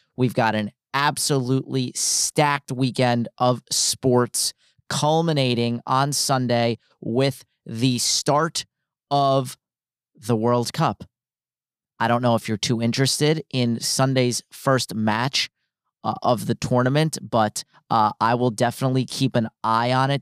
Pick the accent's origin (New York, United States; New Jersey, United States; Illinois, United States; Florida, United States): New Jersey, United States; I was born and raised in New Jersey